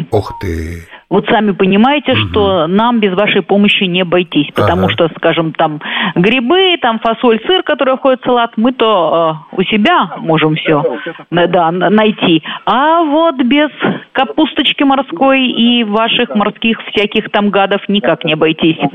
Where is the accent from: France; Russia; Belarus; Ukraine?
Belarus; вот, оказывается, э, э, мы, белорусы, туда поставляем очень-очень много чего.